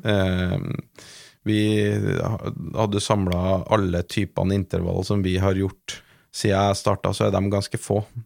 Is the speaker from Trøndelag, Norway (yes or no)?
yes; Trøndelag, Norway; accent: Trøndelag dialect; moved away; som du hører på dialekten, så er jeg jo ikke fra Oslo. Jeg er ikke født og oppvokst på NIH. E eh, jeg er jo fra Trøndelag